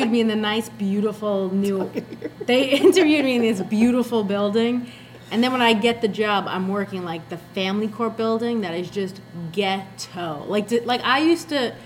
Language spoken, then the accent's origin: English; New York City, New York, United States; I'm from the Bronx